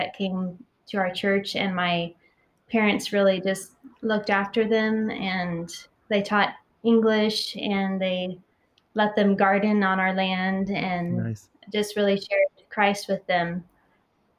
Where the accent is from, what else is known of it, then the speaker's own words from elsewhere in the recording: United States; moved away as an adult; now in Taiwan; what I grew up with in the States